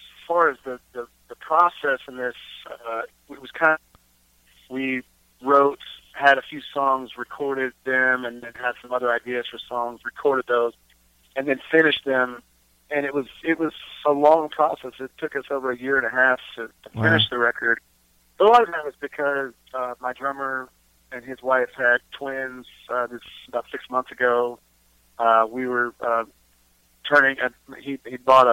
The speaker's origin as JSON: {"language": "English", "region": "Texas", "country": "United States", "said": "we are from Texas"}